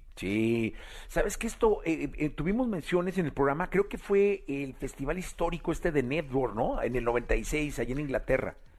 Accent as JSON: {"language": "Spanish", "country": "Mexico", "said": "Como mexicanos"}